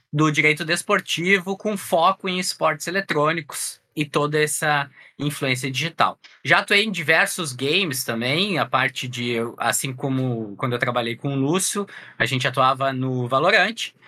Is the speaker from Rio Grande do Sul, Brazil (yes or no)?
yes; Porto Alegre, Rio Grande do Sul, Brazil; sou aqui de Porto Alegre, no Rio Grande do Sul